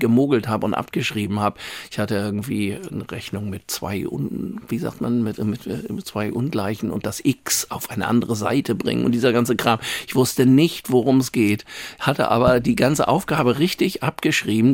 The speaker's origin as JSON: {"language": "German", "region": "Hamburg", "country": "Germany", "tie": "born or raised there", "said": "ich bin in Langenhorn ja groß geworden, bin da zur Schule gegangen."}